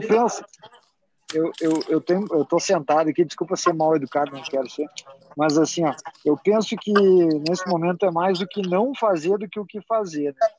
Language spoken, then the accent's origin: Portuguese; Rio Grande do Sul, Brazil; vou falar como bom gaúcho